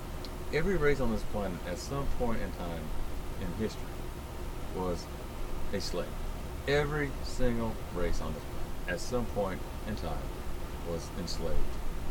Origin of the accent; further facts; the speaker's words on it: Virginia, United States; I grew up in Virginia